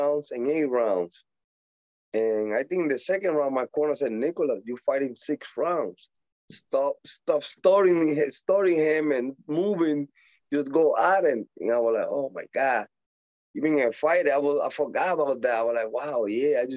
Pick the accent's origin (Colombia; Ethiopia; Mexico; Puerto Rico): Puerto Rico; accent: Puerto Rican; English is a second language; moved away; also born or lived in Dominican Republic / Pennsylvania; my accent, you know, the way that I talk more like Puerto Rico, because I'm born and grow over there in Puerto Rico.